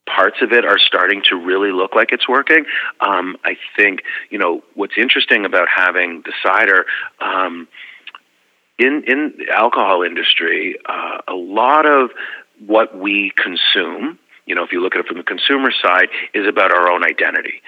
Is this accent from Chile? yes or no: no; Canada; now in United States; I grew up in a society where it was rooted in the collective good